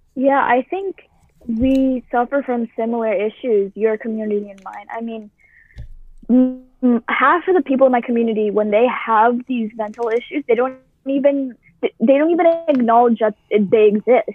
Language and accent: English; Boston, Massachusetts, United States; I've lived in the same town my entire life. I have never moved. I've lived in Boston, Massachusetts